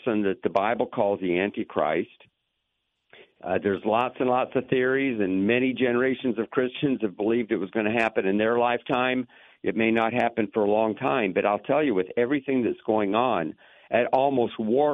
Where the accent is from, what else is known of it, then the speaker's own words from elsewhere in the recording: Lakeland, Florida, United States; I grew up in Lakeland